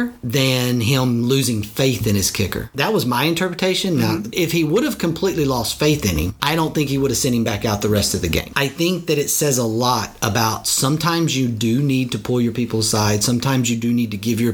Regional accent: Texas, United States; I'm a Texan

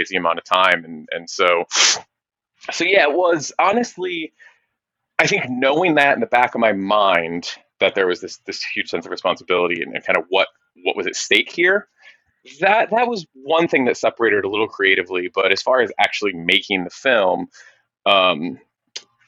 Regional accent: Michigan, United States; moved away; growing up in Michigan

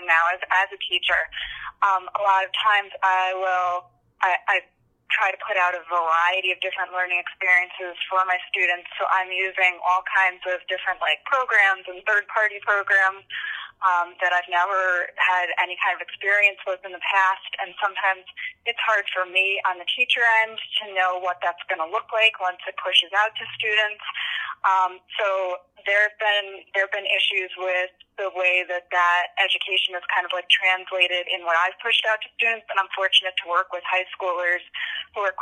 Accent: Long Island, New York, United States; moved away as an adult; now in Pennsylvania, United States; I grew up on Long Island, so I went to Lumbrook High School on Long Island

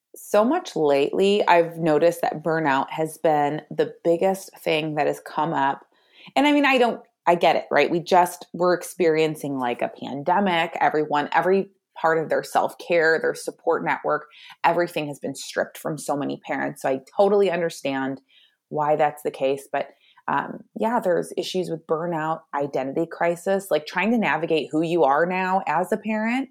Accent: Michigan, United States; I am from Michigan

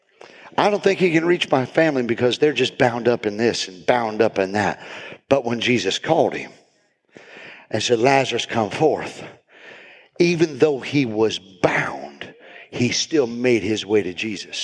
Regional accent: South Bend, Indiana, United States; I grew up in South Bend

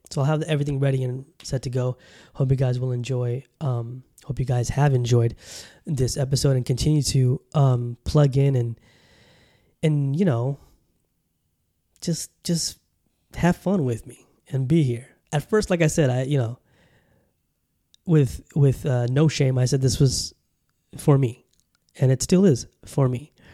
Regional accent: Southern California, United States; moved away; also born or lived in Bangladesh; growing up in California, you know, in Southern Cali

